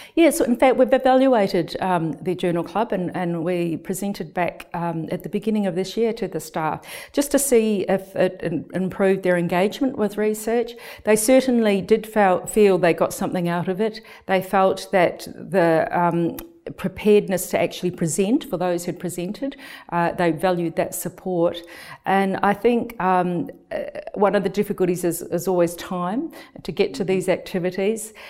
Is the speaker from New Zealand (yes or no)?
yes; New Zealand; moved away as an adult; also born or lived in United Kingdom; now in Melbourne, Australia; I'm originally from New Zealand, and when I returned to New Zealand